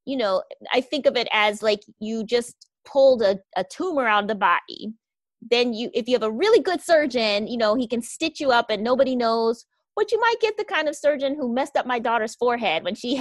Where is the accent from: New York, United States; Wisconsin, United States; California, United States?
Wisconsin, United States; I grew up in Wisconsin, which I like to refer to as Caucasia